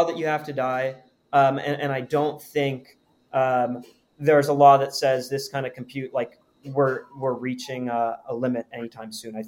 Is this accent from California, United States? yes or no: yes; Palo Alto, California, United States; I'm from Palo Alto, California. And that's where I've lived since from third grade up until I went off to college